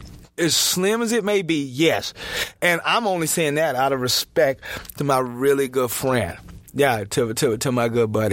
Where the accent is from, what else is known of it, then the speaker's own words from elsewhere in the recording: Houston, Texas, United States; also born or lived in Salt Lake City, Utah; now in Utah, United States; I'm from Houston